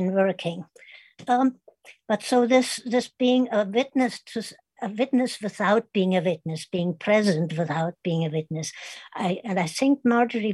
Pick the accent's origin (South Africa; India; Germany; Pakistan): Germany; Kitzingen, Bavaria; English is a second language; moved away; my hometown was named Kitzingen